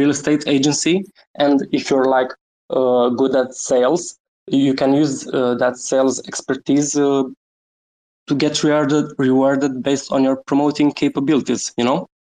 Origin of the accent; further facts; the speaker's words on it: Romania; I'm from Romania, born and raised